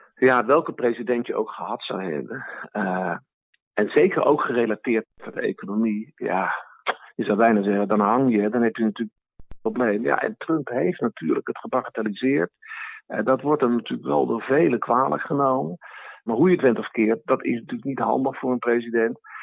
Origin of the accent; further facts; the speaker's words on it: Netherlands; als Nederlanders